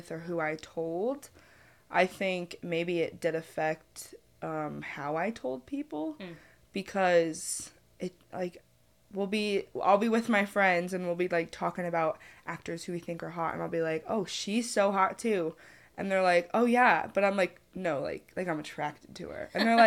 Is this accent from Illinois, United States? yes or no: no; just outside of Albany, New York, United States; I'm from just outside of Albany